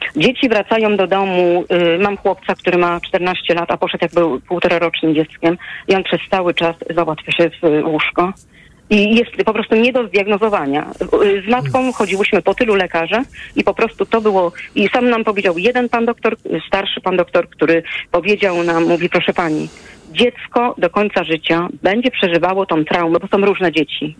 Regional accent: Łódź, Łódź Voivodeship, Poland; u nas w Łodzi

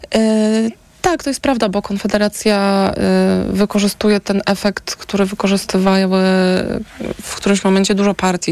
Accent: Warsaw, Masovian Voivodeship, Poland; jestem warszawianką.

